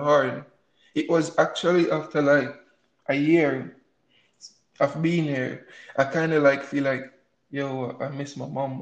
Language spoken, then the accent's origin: English; Morant Bay, Saint Thomas, Jamaica; moved away as an adult; also born or lived in Kingston, Jamaica; now in United States; I was born and raised in Jamaica. I came to the, um, to the States three years ago by a scholarship